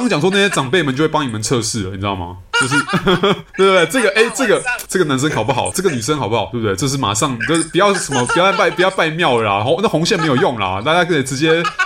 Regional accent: Taipei, Taiwan; 像我这样子台北小孩，就是身为台湾人

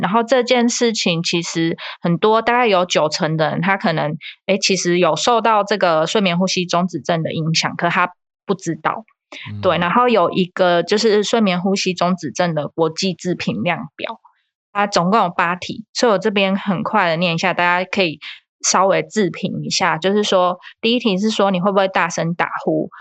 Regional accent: Taiwan; 我们台湾人

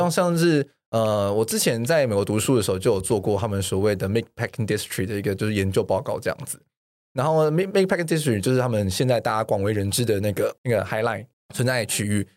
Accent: Taiwan; 我们比较知道我们自己所谓的台湾人是谁了

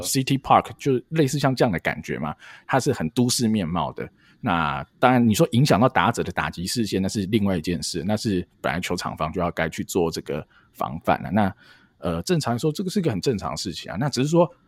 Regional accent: Yangmei, Taoyuan, Taiwan; 我住在，哦，双子在阳美长大，那我爸在新竹工作

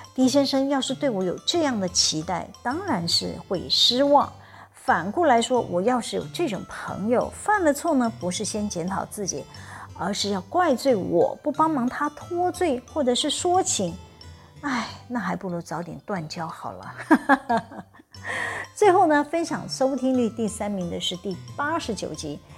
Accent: Taiwan; accent: Taiwanese Mandarin; 我的台湾国语腔，支吃吃日日呢日滋滋滋啊！

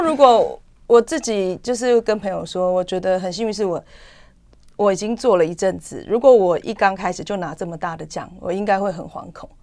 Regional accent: Taichung, Taiwan; also born or lived in Nan'ao, Yilan County, Taiwan; 我从小四岁，因为我是在南澳部落长大，没有，呃，呃，呃，出生，可是我四岁因为我爸工作关系，我们就到台中市。哦，就也来南澳，搬到台中市。对，对，所以大概一直到大， 呃，大学

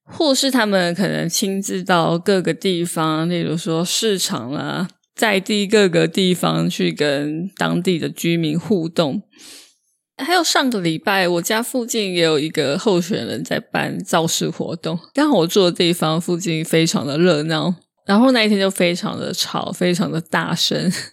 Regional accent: Taiwan; 上面本来是写 “From Taiwan，来自台湾”

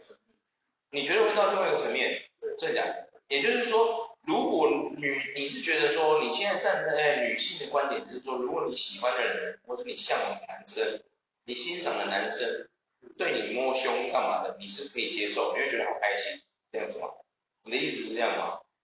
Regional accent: Taiwan; 是不是因为我们台湾人的教育受到了一些问题

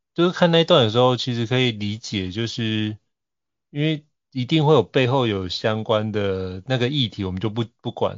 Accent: Taiwan; 我对我，我土生土长的这块土地

